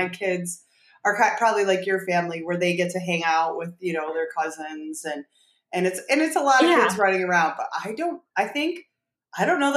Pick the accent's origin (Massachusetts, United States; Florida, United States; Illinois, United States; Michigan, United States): Michigan, United States; I am from Michigan